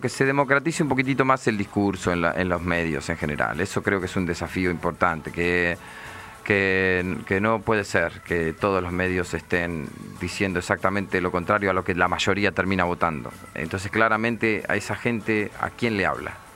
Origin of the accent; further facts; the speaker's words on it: Nueve de Julio, Buenos Aires Province, Argentina; now in Buenos Aires, Argentina; cuando yo era chico, eh, no había nada en Carlos Casares. El 9 de julio no había nada